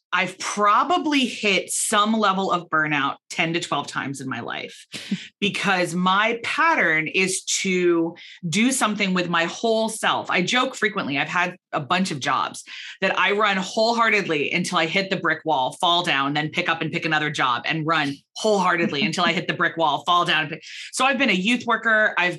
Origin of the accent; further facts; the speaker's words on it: Belfast, Northern Ireland, United Kingdom; moved away as an adult; now in Philadelphia, United States; But we emigrated from Northern Ireland to Philadelphia, from Belfast to Philadelphia, and I took a position in my family company.